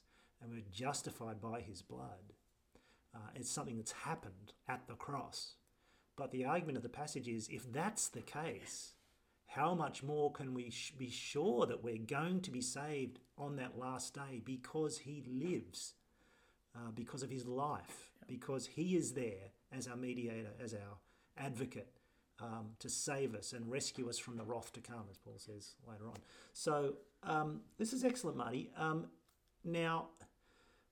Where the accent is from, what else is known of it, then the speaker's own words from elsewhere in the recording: Australia; as an Australian who doesn't like promotion